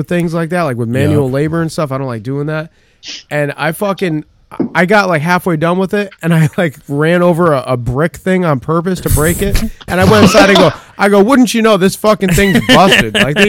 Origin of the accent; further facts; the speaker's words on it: Hamptons, New York, United States; No, I'm from the Hamptons.